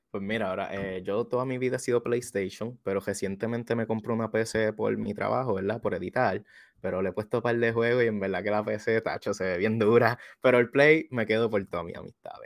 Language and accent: Spanish; Juana Díaz, Puerto Rico; yo soy de Juanadía, Puerto Rico